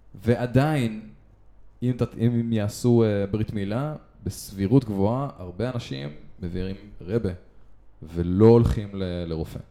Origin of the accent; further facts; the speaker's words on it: Israel; אנחנו ישראלים